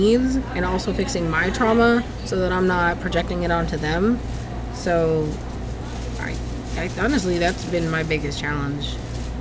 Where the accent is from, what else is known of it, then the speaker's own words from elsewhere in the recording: California, United States; moved away as an adult; also born or lived in Karlsruhe, Germany / Hinesville, Georgia / Texas; now in Augusta, United States; I'm originally from California